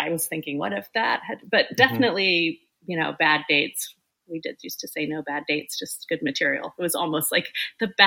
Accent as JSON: {"language": "English", "region": "Oklahoma", "country": "United States", "tie": "born or raised there", "moved": "yes", "said": "I grew up in Oklahoma"}